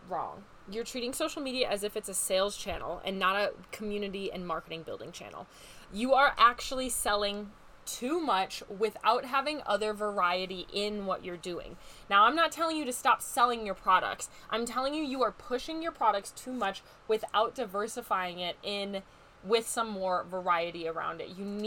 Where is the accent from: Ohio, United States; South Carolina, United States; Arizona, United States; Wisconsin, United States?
Wisconsin, United States; moved away; I am from Wisconsin. I'm a Wisconsin girl at heart